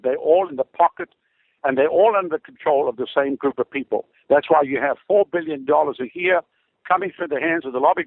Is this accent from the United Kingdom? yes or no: no; South Africa; moved away as an adult; now in Tampa Bay, United States; I come from Africa